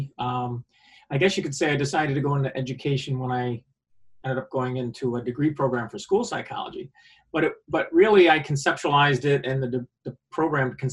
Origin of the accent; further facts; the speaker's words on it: Liverpool, New York, United States; I grew up in central New York, Syracuse area, Onondaga County. I grew up in Liverpool